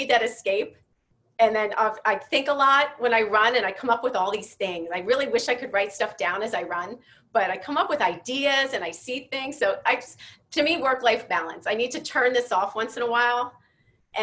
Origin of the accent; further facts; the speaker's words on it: Philadelphia, Pennsylvania, United States; moved away; I'm from Philly originally